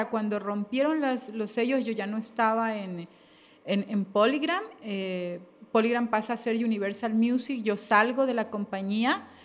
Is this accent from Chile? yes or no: no; Ecuador; Eh, sí, sí, sí, como, como ecuatorianos en general